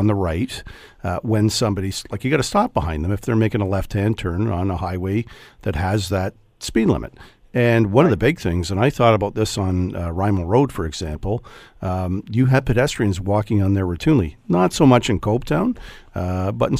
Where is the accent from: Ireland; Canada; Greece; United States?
Canada; Hamilton, Ontario; I grew up in Hamilton